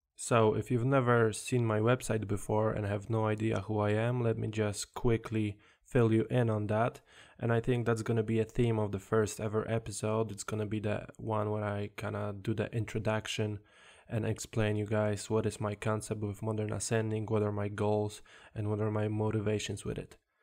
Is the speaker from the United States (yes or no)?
no; Poland; English is a second language; now in England, United Kingdom; originally, I'm from Poland, as you can probably hear in my accent.